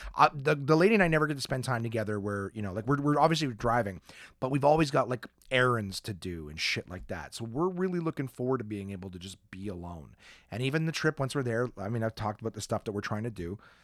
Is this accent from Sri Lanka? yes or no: no; Canada